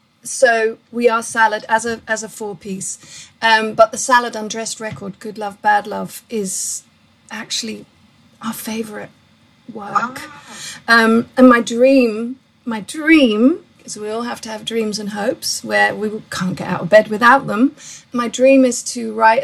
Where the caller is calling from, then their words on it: Brighton, South East England, United Kingdom; I'm ringing in from the UK and a lovely seaside town called Brighton.